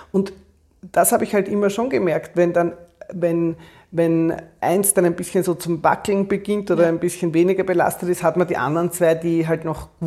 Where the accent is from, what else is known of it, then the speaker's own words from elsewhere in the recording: Austria; Wir waren damals als Österreicher noch nicht bei der EU, also das war, war schwierig, auch ins Ausland zu kommen.